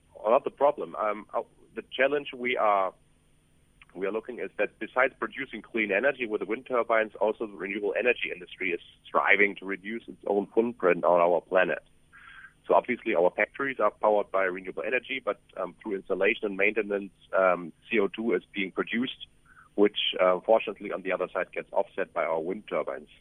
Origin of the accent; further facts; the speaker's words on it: Germany; moved away as an adult; now in South Africa; I'm, I'm German, but I have been traveling around the world and opening up um, offices uh, for our company in the last decade.